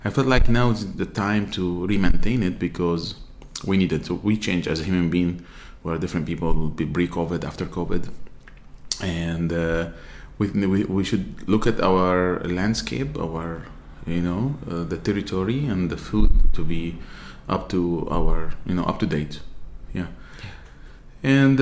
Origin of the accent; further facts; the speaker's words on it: Aleppo, Aleppo Governorate, Syria; English is a second language; moved away as an adult; now in Dubai, United Arab Emirates; I'm from Syria, from Aleppo. I grew up and raised there.